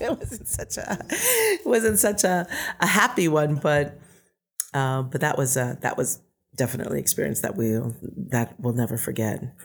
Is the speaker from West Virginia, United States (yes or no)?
no; Bay Area, California, United States; moved away as an adult; also born or lived in Tonga / Hawaii; now in Utah, United States; I basically grew up in the Bay Area